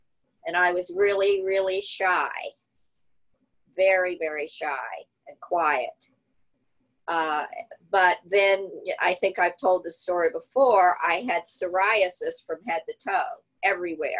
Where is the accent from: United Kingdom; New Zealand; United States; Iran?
United States; Southern Ohio; also born or lived in Cape Cod; I grew up in Southern Ohio, which is probably a little like Galveston, Southern Ohio. It's kind of Appalachia, coming from Cape Cod